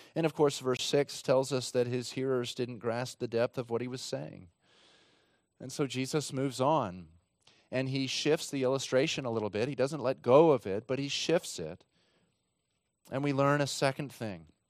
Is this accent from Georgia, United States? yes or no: no; Texas, United States; my home state of Texas